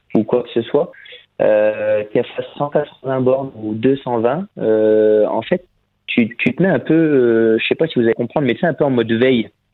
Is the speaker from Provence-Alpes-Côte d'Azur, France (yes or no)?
no; Picardy, Hauts-de-France, France; je suis picard